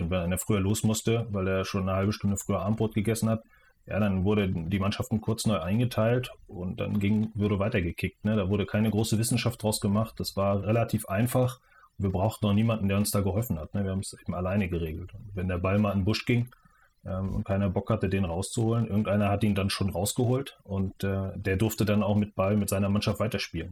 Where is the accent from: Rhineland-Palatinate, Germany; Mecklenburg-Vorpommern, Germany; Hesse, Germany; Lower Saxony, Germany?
Mecklenburg-Vorpommern, Germany; Schwerin; also born or lived in Preetz, Schleswig-Holstein; ich komme ursprünglich aus der Nähe von Kiel, aus Preetz und bin aber in, in Mecklenburg-Vorpommern aufgewachsen und äh, hier in Mecklenburg-Vorpommern in Schwerin